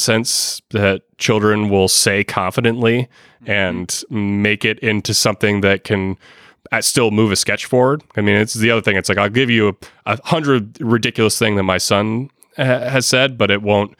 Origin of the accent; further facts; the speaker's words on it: Boston, Massachusetts, United States; I'm from Boston